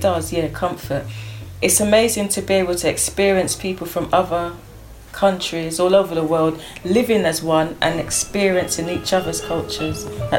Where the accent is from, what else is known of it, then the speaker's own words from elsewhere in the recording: London, United Kingdom; In my years of growing up in Brixton, it has always been based around culture diversity, which brings a feeling of comfort.